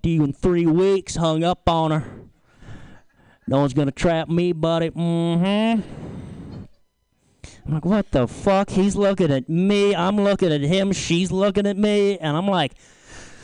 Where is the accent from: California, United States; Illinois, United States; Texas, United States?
California, United States; Lagunitas; I'm from Lagunitas